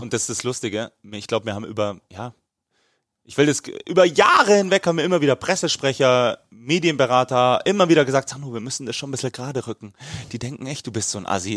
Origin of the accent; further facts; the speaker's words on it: Bavaria, Germany; wie man bei uns in Bayern sagt